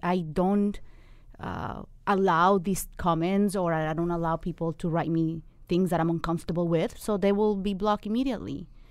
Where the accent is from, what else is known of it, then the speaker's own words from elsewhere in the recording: Colombia; also born or lived in Miami; now in New York, United States; Originally Colombia.